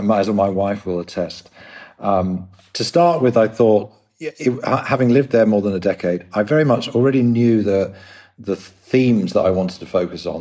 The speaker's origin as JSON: {"language": "English", "region": "London", "country": "United Kingdom", "also_born_or_lived": "Sydney, Australia / Scandinavia", "moved": "as an adult", "said": "you probably tell by the accent, I'm from England, London"}